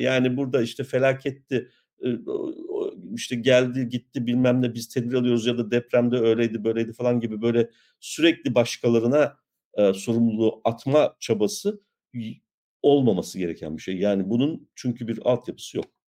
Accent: İliç, Erzincan, Turkey; Ben de bir İliçliyim.

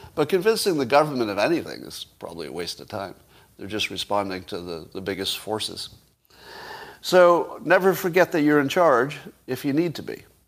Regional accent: United States; as an American

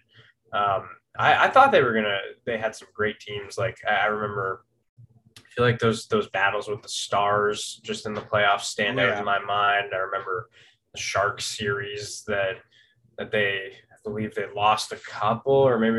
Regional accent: Toronto, Ontario, Canada; Yeah, I am from Toronto. I've grown up in Canada, in Toronto specifically, or just north of the city kind of all my life.

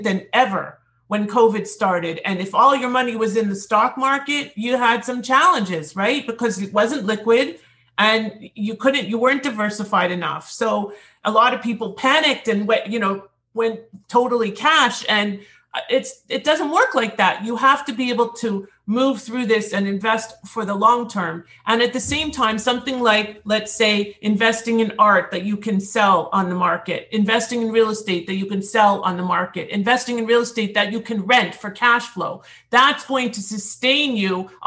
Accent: Toronto, Ontario, Canada; now in United States; in Toronto, my hometown

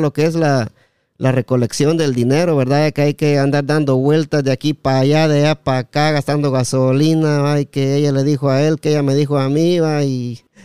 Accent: El Progreso, Jutiapa, Guatemala; also born or lived in Las Malvinas; now in United States; estamos aquí en Estados Unidos y somos de Jutiapa, del Progreso especialmente

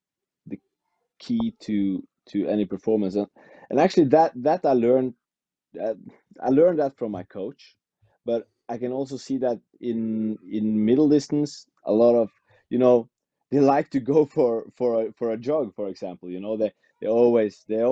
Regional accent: Western Norway, Norway; English is a second language; moved away as an adult; now in Oslo, Norway; It's in my hometown, in the western part of Norway. I live in Oslo

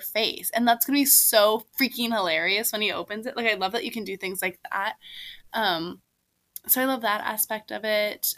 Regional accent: Seattle, Washington, United States; moved away as an adult; now in Washington, D.C., United States; I also was a big seasonal depression girly growing up in the Seattle area.

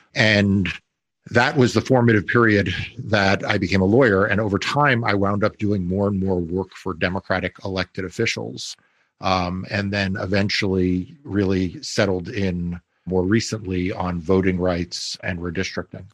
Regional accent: New York, United States; I grew up in New York

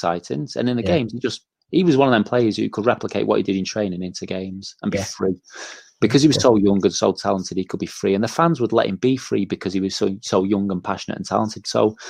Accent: Manchester, North West England, United Kingdom; And I was a young lad, and I was from Manchester.

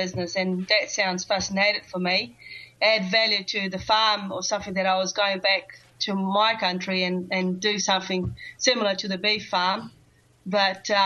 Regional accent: Central-West, Brazil; English is a second language; moved away as an adult; now in New Zealand; I'm from Brazil. I decided to learn English.

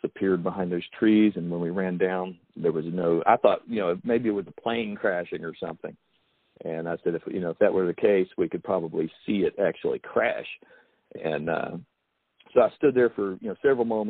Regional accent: United States; I spent a lot of time, you know, outside as a kid. You know, that was just the way it was in Logan County, living in a mountain town

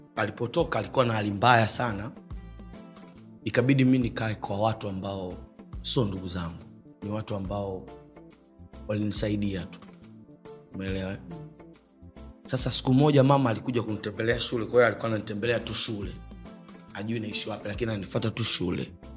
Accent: Dar es Salaam, Tanzania; Mi nimezaliwa hospitali ya Amana

